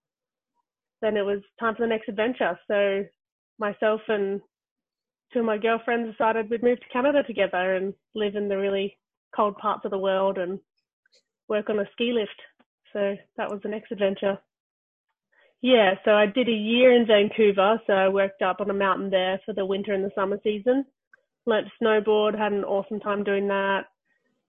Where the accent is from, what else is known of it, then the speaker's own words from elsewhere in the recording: Australia; moved away as an adult; also born or lived in London; being Australian